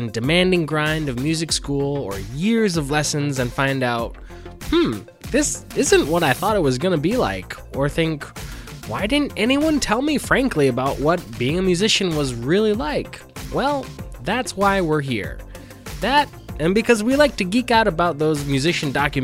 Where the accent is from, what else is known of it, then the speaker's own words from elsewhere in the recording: Detroit, Michigan, United States; born and raised in Northwest Detroit.